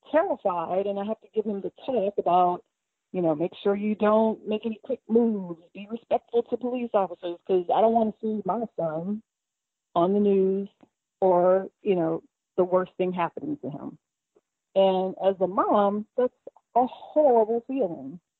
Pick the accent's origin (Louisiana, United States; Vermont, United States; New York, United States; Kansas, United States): Louisiana, United States; New Orleans; moved away as an adult; now in Lawrenceville, United States; I am originally from New Orleans. I moved here after I graduated from LSU